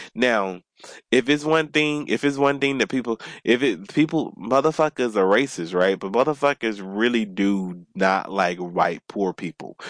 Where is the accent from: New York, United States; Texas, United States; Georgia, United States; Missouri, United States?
Georgia, United States; Atlanta; I grew up in suburbs of Atlanta. I grew up in Atlanta, but I grew up on a different side of Atlanta